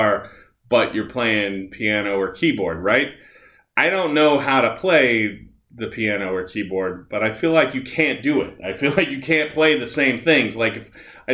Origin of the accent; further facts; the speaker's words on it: Nebraska, United States; I'm from Nebraska